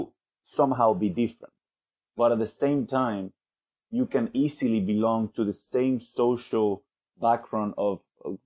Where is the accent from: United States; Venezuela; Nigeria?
Venezuela; now in London, United Kingdom; from Venezuela. I currently live in London